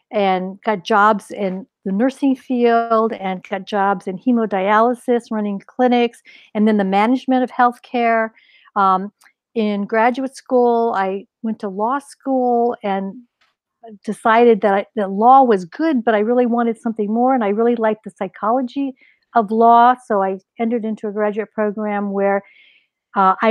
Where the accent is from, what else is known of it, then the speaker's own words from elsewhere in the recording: northeastern Ohio, United States; also born or lived in Pennsylvania; I grew up in the Midwest. I was actually born in Pennsylvania, but then my family, when I was at a very young age, moved to northeastern Ohio along Lake Erie